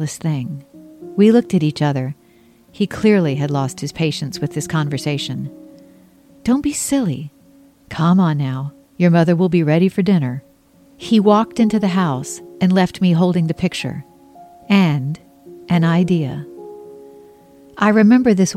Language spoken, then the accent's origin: English; Mount Pleasant, South Carolina, United States; also born or lived in Charleston, South Carolina; I was raised across the harbor in Mount Pleasant